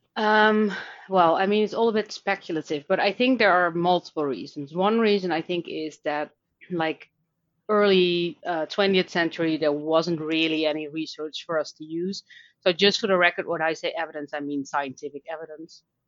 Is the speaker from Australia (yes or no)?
no; Netherlands; accent: Dutch; English is a second language; now in Dublin, Ireland; I live in Dublin, Ireland, but I'm Dutch, um, which you can probably hear based on my accent.